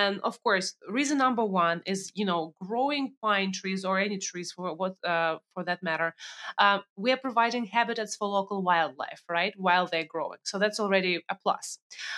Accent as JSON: {"language": "English", "country": "Russia", "moved": "yes", "lives_now": "United States"}